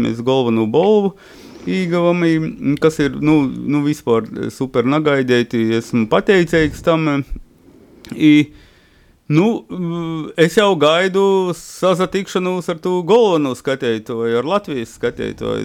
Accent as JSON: {"language": "Latvian", "region": "Latgale", "country": "Latvia", "tie": "born or raised there", "accent": "Latgalian", "moved": "yes", "lives_now": "Riga, Latvia", "said": "bērnības runāju ar viņiem latgaļiski."}